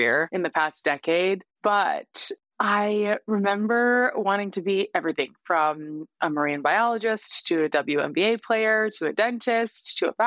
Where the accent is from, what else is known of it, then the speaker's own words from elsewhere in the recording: Canada; moved away as an adult; now in United States; as a Canadian who moved to the States